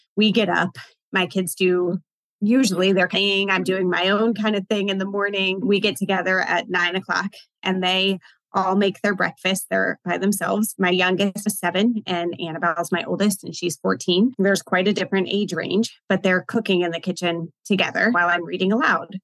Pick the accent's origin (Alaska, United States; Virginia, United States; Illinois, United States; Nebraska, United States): Virginia, United States; also born or lived in Richmond, Virginia; Virginia's my home state.